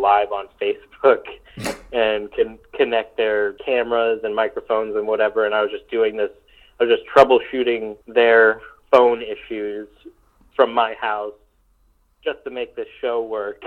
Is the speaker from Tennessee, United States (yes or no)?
no; New York, United States; moved away; I'm from New York originally, and so I still have some roots there